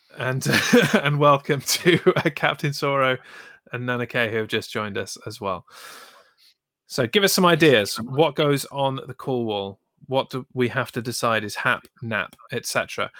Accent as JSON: {"language": "English", "country": "United Kingdom", "said": "we're British"}